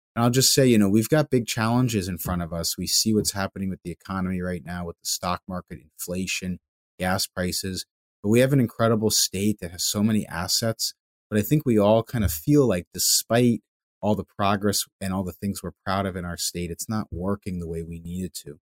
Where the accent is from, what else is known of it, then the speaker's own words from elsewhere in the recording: Longmeadow, Massachusetts, United States; my hometown in Longmeadow